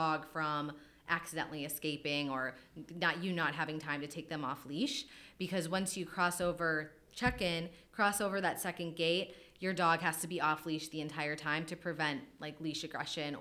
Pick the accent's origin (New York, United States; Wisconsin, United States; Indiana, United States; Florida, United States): Wisconsin, United States; now in Philadelphia, United States; I'm from Wisconsin originally.